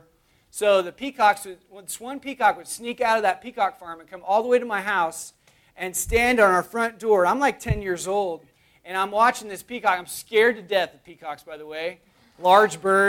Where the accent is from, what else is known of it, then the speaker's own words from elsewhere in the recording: Oklahoma, United States; growing up, I grew up in Oklahoma, and in Oklahoma, there's not a whole lot there other than, like, dust